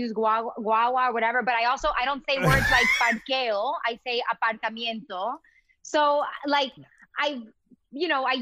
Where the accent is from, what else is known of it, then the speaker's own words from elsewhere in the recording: Miami, Florida, United States; moved away; also born or lived in Massachusetts; growing up in Miami